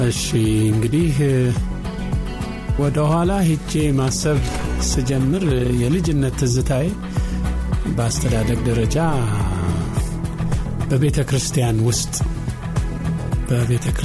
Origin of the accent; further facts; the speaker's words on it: Addis Ababa, Ethiopia; also born or lived in Gondar / Harar; የተወለድኩት በእኛ ጊዜ ክፍለ ሀገር ነው የምንለው በጎንደር ክፍለ ሀገር ነው ግን ትዝታ የሚጀምረው ገና በአራት አምስት ዓመቴ ላይ አዲስ አበባ ነው እና በዚህ አዲስ አበባ በምናድግበት ጊዜ መጀመሪያ እንደመጣው ፊት በር ነበር የሚባለው። በኋላም ፍሎሃ፣ ከዛም በኋላ ዘበኛ ሰፈር እንለው ነበር።